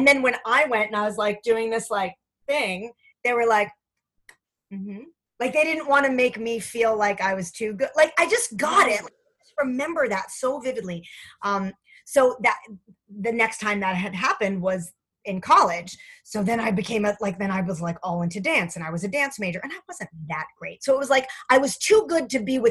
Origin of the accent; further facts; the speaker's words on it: Fair Lawn, New Jersey, United States; I'm from Fairlawn, New Jersey